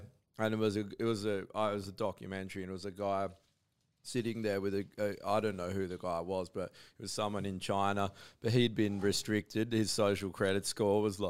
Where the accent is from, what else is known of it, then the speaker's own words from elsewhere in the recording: Busselton, Western Australia, Australia; also born or lived in Perth; where I grew up in Busselton